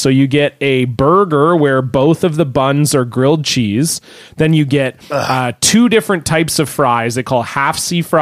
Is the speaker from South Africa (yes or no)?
no; Canada